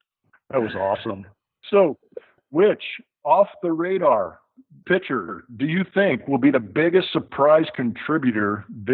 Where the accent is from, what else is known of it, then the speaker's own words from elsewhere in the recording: Southern California, United States; This is a guy that I watched growing up in the Southern California area.